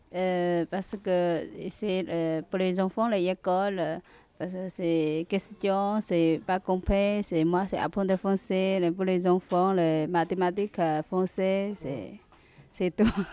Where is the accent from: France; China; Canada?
China; French is a second language; moved away as an adult; je suis chinoise.